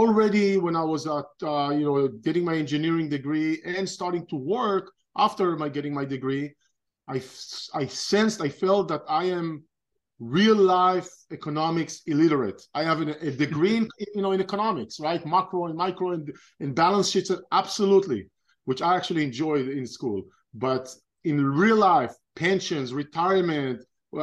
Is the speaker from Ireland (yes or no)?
no; Israel; moved away as an adult; now in United States; I'm originally from Israel. I was born and raised in Israel, grew up in Israel